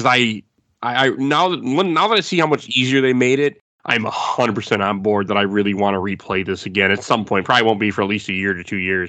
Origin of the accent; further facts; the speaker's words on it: Milwaukee, Wisconsin, United States; I'm from Milwaukee